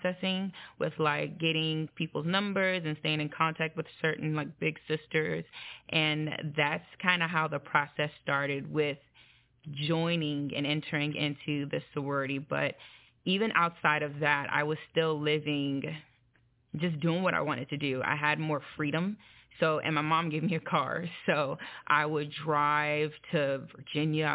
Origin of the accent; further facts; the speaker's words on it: Nigeria; I'm Nigerian